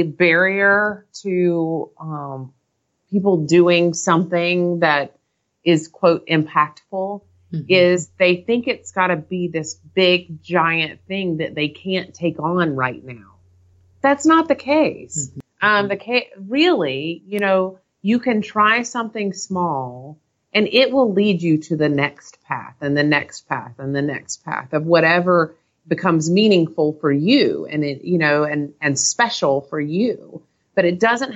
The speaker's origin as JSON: {"language": "English", "region": "North Carolina", "country": "United States", "said": "I'm from North Carolina"}